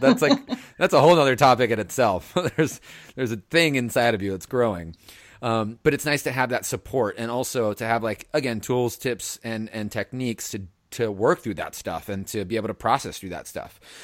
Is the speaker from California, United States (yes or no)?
yes; Southern California, United States; now in San Francisco, United States; I'm from Southern California